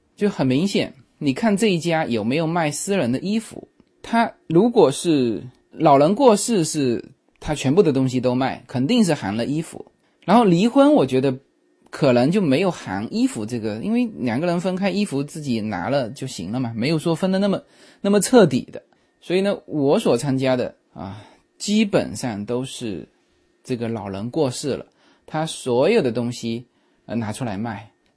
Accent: China; now in United States; 我们中国人

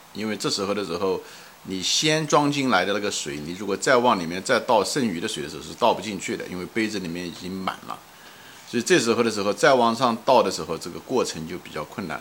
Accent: China; 我们作为一个国人来讲

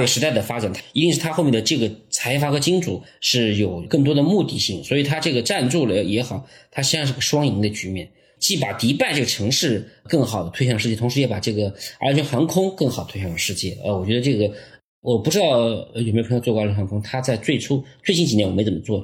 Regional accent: China; 如果以我们中国人这个训练的要求硬件水平来看

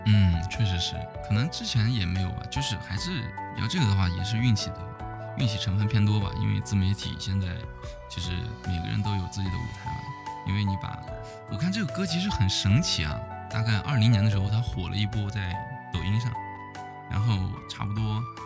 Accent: Jincheng, Shanxi, China; also born or lived in Taiyuan; 我是晋城的

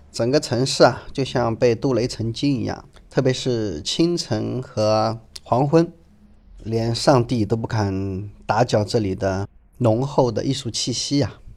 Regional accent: China; 这个地方我们中国人更喜欢管它叫翡冷翠

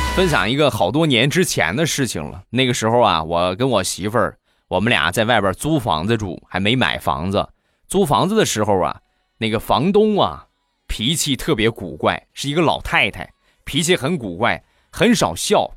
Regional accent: Rizhao, Shandong, China; 我们家乡的日照绿茶

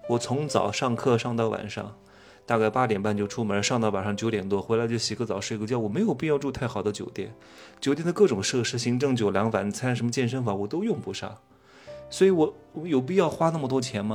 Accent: China; 我们中国人

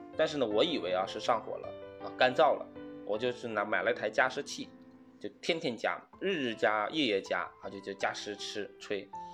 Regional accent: Northeast China, China; 我老家是东北，我们那边会吃冻梨、冻柿子啊

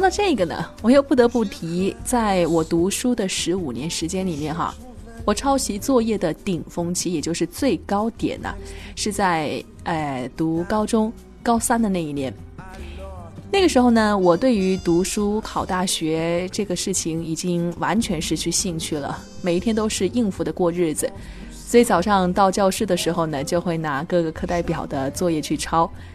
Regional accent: China; 身为一个中国人

